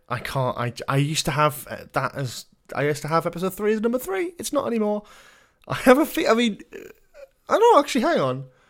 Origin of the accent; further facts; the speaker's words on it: Newcastle upon Tyne, North East England, United Kingdom; as a Geordie